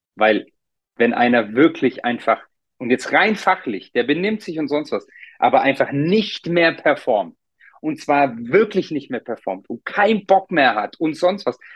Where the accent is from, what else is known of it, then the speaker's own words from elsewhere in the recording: Germany; also born or lived in Munich; bei uns in Deutschland